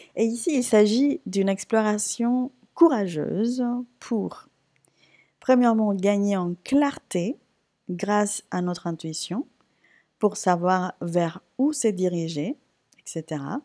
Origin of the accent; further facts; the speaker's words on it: Puerto Rico; now in France; J'ai repris la salsa parce que c'est quelque chose que je faisais naturellement chez moi à Porto Rico